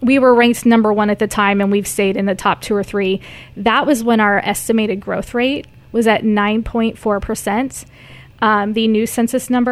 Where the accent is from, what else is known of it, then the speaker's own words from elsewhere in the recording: North Missouri, United States; now in Kearney, United States; we're from North Missouri, about an hour north of here